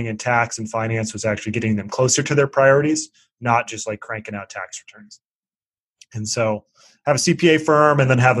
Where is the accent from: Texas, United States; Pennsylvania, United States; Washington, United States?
Washington, United States; Seattle; moved away as an adult; also born or lived in East Coast; I'm from Seattle and moved to the East Coast